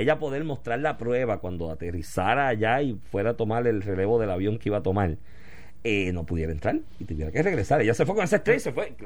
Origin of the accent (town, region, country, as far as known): Puerto Rico